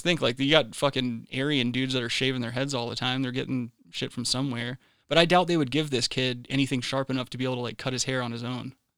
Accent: South Carolina, United States; my home state of South Kakalaki in Charleston there.

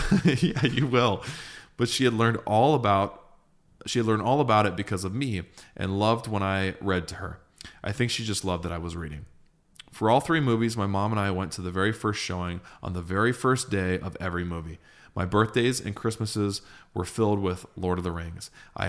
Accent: Streetsboro, Ohio, United States; I grew up in Streetsboro, Ohio, so a fellow Ohio boy, Shire born. I guess I didn't move far because at 33, I live only 30 minutes away in Akron.

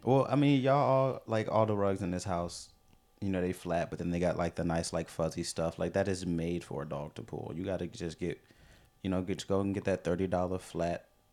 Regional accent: St. Louis, Missouri, United States; we're from Saint Louis, Missouri.

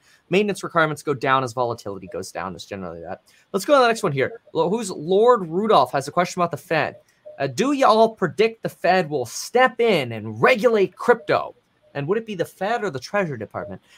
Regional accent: Florida, United States; moved away; also born or lived in California; I grew up in Florida.

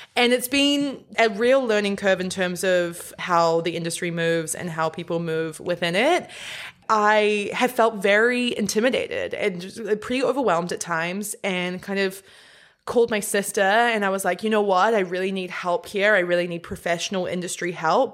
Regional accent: New Zealand; born or raised there

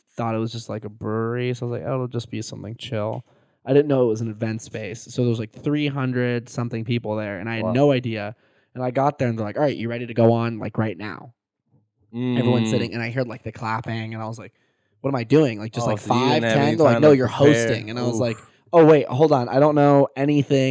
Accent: San Diego, California, United States; yeah, that's my hometown

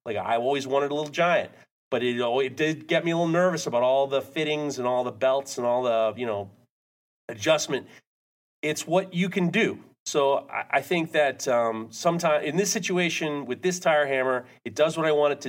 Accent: New York, United States; moved away as an adult; also born or lived in Ohio; growing up in New York, I was a latchkey kid.

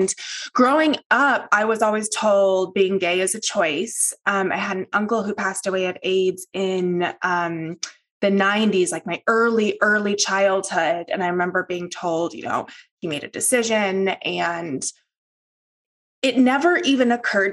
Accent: the South, United States; I grew up in the South, the very conservative South in the United States

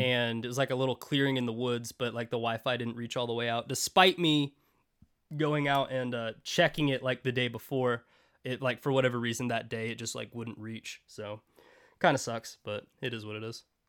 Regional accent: United States; resident American

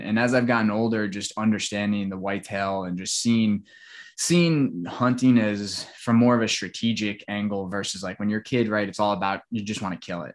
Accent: Long Island, New York, United States; now in Tampa, United States; where I grew up on Long Island

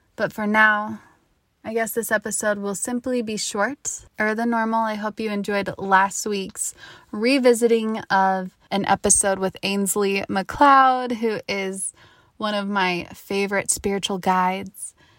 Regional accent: Park City, Utah, United States; I grew up in Park City, Utah

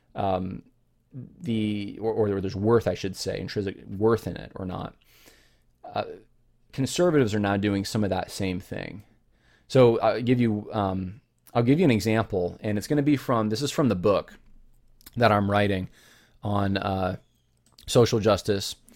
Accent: California, United States; I was born actually in California.

